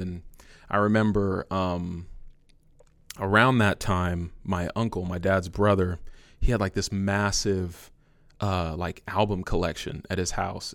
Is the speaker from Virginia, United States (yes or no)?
no; San Francisco, California, United States; moved away as an adult; now in Villa Rica, United States; I'm originally from San Francisco. I moved here about five years ago